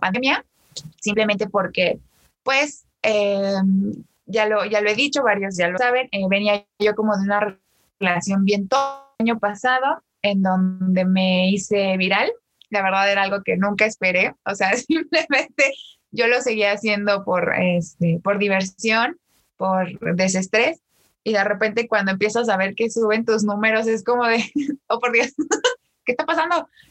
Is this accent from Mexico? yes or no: yes; State of Mexico, Mexico; soy originaria de México, del Estado de México